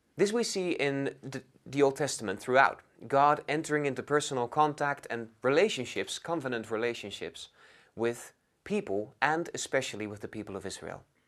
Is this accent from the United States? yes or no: no; Netherlands; moved away as an adult; now in London, United Kingdom; I'm from the Netherlands, and I'm studying at London School of Theology